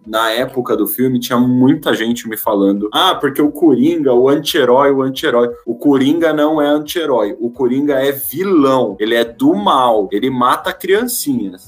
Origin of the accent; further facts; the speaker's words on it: Brazil; a gente é brasileiro